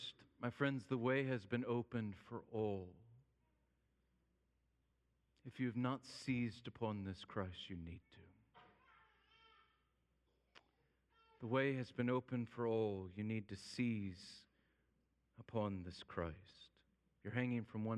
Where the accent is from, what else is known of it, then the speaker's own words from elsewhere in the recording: United States; also born or lived in Holt; as an American